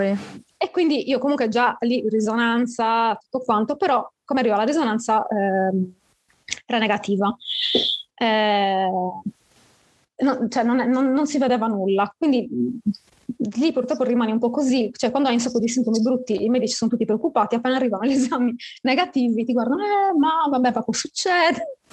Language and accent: Italian; Sardinia, Italy; sono sarda